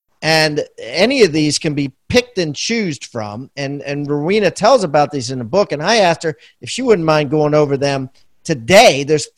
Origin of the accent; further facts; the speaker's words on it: Washington, District of Columbia, United States; I was born in Georgetown Hospital.